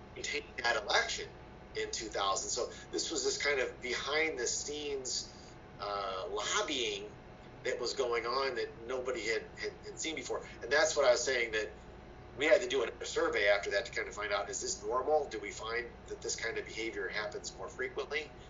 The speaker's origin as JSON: {"language": "English", "town": "Fostoria", "region": "Ohio", "country": "United States", "said": "I'm from Fostoria, Ohio, and um, my parents worked like many did in, in, in the, in the Autolite spark plug plant there"}